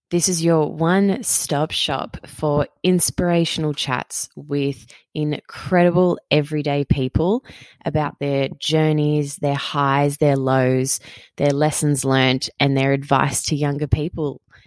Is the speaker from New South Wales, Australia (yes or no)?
yes; Queanbeyan, New South Wales, Australia; here in my hometown, Queanbeyan, in Australia